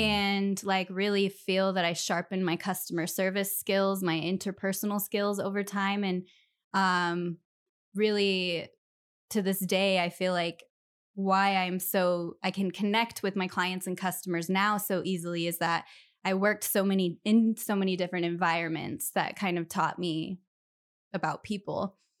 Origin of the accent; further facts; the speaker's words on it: Millwood, Washington, United States; also born or lived in Spokane, Washington; I loved growing up around Millwood